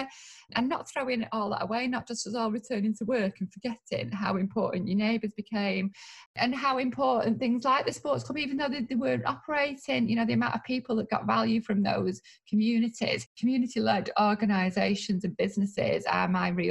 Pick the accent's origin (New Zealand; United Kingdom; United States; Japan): United Kingdom; Manchester, North West England; also born or lived in Royton; I grew up in North Manchester and I've got a lot of friends in Moston and Blakely. And now I live in South Manchester